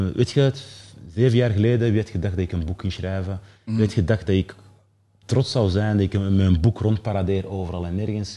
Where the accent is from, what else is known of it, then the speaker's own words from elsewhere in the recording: Mechelen, Flanders, Belgium; also born or lived in Keerbergen; Ik ben opgegroeid in Michelen, in een, eh, in een sociale wijk